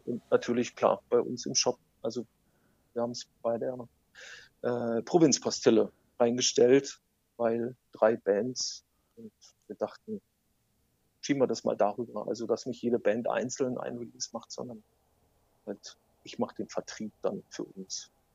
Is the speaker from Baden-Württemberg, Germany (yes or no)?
no; North Rhine-Westphalia, Germany; Ich komme eigentlich aus dem aus Nordrhein-Westfalen